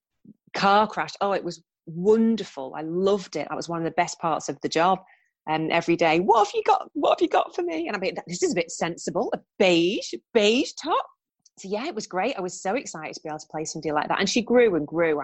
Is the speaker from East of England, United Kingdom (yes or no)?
no; Preston, North West England, United Kingdom; moved away as an adult; also born or lived in London; I'm from Preston